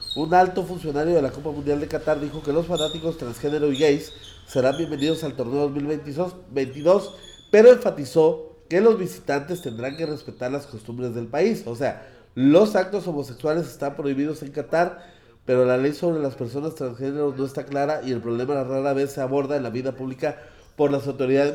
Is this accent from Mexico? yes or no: yes; Mexico; somos los mexicanos